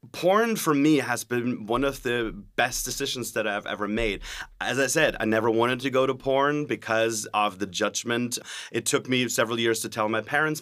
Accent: Germany; now in California, United States; I'm originally from Germany

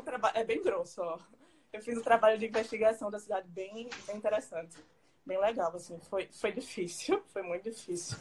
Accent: Alagoas, Brazil; nós alagoanos

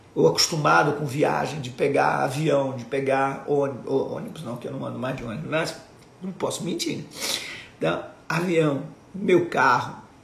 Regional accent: Rio de Janeiro, Brazil; also born or lived in Duque de Caxias; em Caxias, onde eu, onde eu nasci, em Vila da Penha, onde eu fui, onde eu cresci.

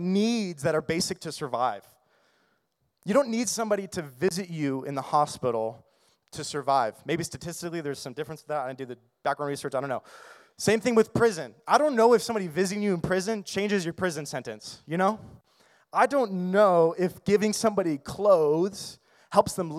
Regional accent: United States; as American Christians

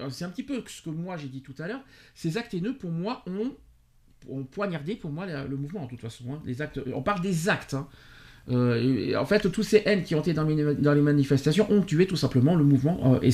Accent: France; on est, on est français, on n'est pas Gaulois.

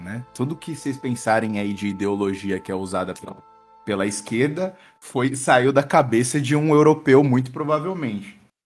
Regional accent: Brazil; nós, brasileiros

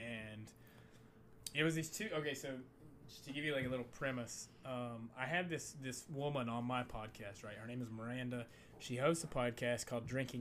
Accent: Appalachia, United States; I grew up like in Appalachian America

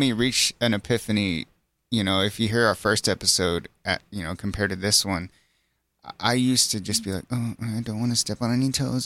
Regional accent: Center Point, Texas, United States; also born or lived in Corpus Christi, Texas / Doha, Qatar; I came back in the fourth grade to Center Point, and then I started my life here in the Hill

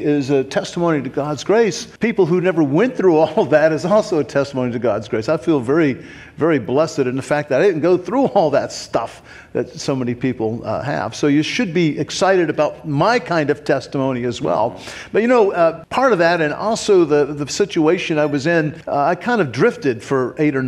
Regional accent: Fairborn, Ohio, United States; also born or lived in Springfield, Missouri / Kentucky; I grew up in Fairborn

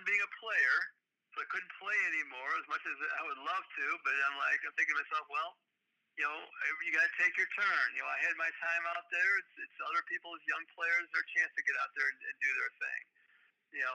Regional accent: Chicago, Illinois, United States; I grew up on the Southside

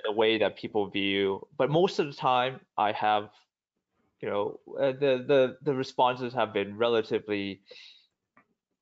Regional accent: Vancouver, British Columbia, Canada; also born or lived in Hong Kong; I grew up, I was born in Hong Kong and then I grew up here, like I said, in Vancouver, spent my life here

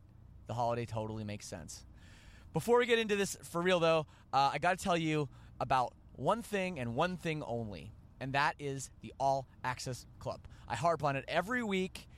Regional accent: Canada; I'm Canadian

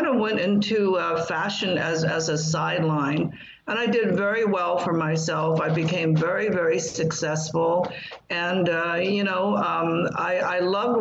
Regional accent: Taishan, Guangdong, China; now in United States; I grew up in Maoist China

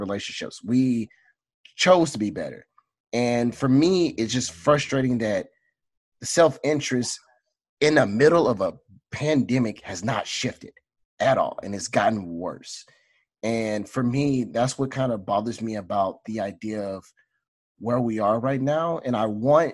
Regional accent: Southeast Texas, United States; I'm a kid from Southeast Texas

